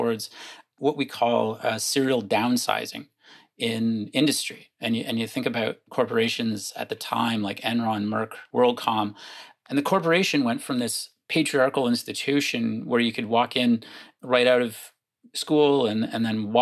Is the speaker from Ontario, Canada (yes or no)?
yes; Windsor, Ontario, Canada; I grew up just outside of Windsor, Ontario, right across the river from Detroit